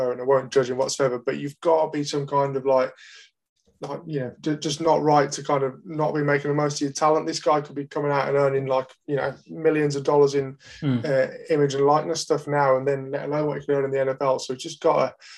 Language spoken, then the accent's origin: English; Birmingham, West Midlands, United Kingdom; I'm from Birmingham, not from Essex.